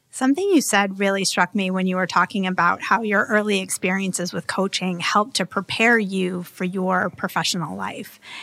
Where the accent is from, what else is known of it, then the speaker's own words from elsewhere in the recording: Hingham, Massachusetts, United States; a full-service home design and build business in my hometown on the South Shore of Hingham, Massachusetts.